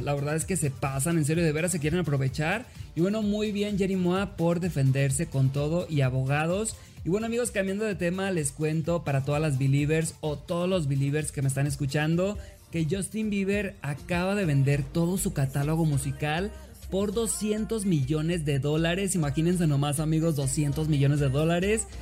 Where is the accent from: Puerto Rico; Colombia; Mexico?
Mexico; Los Mochis, Sinaloa; soy de los Mochis Sinaloa